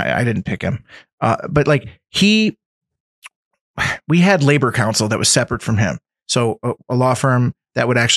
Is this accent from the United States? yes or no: yes; Scranton, Pennsylvania, United States; I grew up in West Side. I didn't come from money